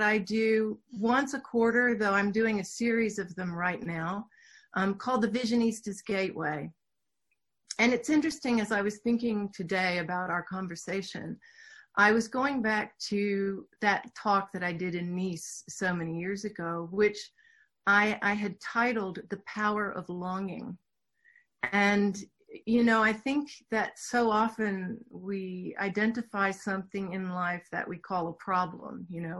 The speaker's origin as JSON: {"language": "English", "town": "Houston", "region": "Texas", "country": "United States", "tie": "born or raised there", "accent": "Southern", "said": "Sure. Yes, I grew up in Houston, Texas. I can talk with a real Southern accent if I need to, but I worked really hard to lose that."}